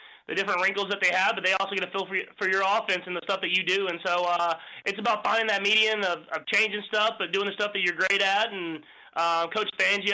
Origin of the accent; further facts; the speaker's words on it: Texas, United States; moved away as an adult; now in Kansas City, United States; when I was in Texas growing up